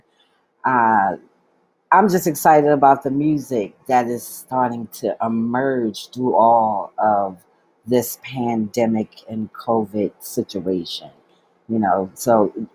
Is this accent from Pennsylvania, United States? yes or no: yes; Philadelphia, Pennsylvania, United States; in my hometown, finally, you know, at the beautiful, beautiful, beautiful venue called Sierra Green, near the 30th Street Market area in the city of Philadelphia